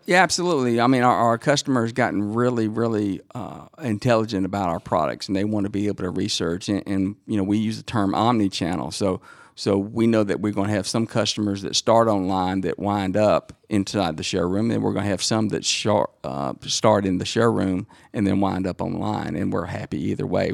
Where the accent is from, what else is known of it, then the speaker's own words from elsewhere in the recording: Dacula, Georgia, United States; made fun of coming from the, the country farmland.